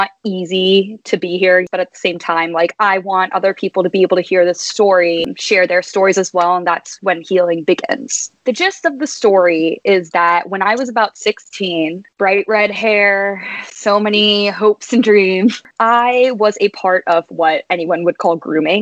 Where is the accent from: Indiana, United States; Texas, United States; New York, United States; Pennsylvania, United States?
Texas, United States; San Antonio; moved away as an adult; now in Atlanta, United States; born and raised in San Antonio, Texas